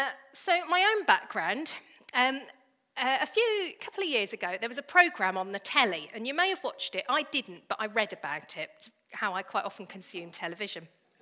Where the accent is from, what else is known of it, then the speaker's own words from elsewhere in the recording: United Kingdom; also born or lived in Colombia / Spain / New Zealand; So I am the product of these two, so I can say that I am also very, very British. Having said that, I have been an immigrant myself three times, although as I am white British, I'm not an immigrant, I'm an expat.